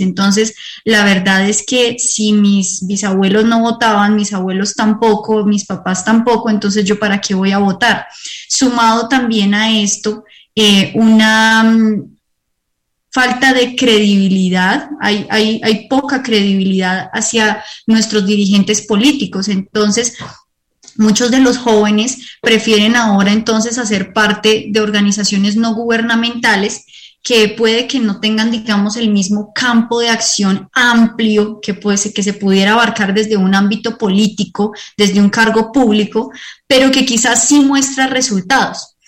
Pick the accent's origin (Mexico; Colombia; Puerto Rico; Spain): Colombia